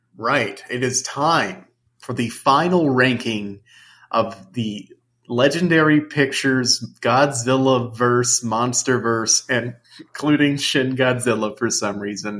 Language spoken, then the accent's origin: English; United States; I'm American